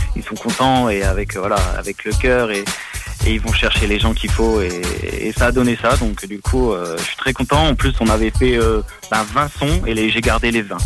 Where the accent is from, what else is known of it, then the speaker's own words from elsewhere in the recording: Metz, Grand Est, France; je viens donc de France, dans le nord-est, c'est une ville qui s'appelle Metz.